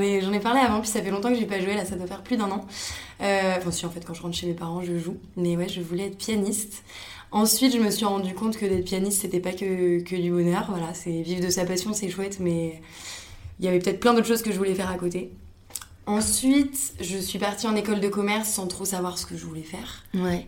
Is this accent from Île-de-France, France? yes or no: yes; Paris, Île-de-France, France; moved away as an adult; also born or lived in Montreal; quand on est parisienne